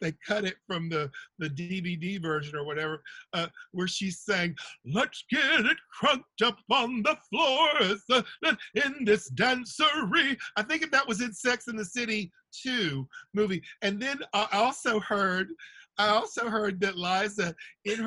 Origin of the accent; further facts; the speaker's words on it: the South, United States; I'm from the South where they say you catch more flies with honey than you do vinegar.